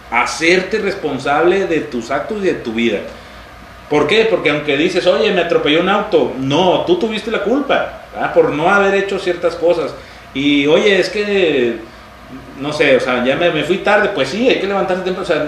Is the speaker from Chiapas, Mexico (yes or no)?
yes; Chiapas, Mexico; Este, y yo soy orgullosamente chiapaneco. Entonces, de alguna manera, el que me digan no es como una ofensa para mí, es un halago, porque yo me siento mexicano